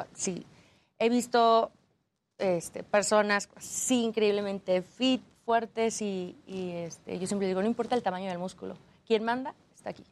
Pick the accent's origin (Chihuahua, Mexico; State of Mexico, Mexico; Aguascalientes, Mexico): Aguascalientes, Mexico; Yo soy de Aguascalientes donde no hay montañas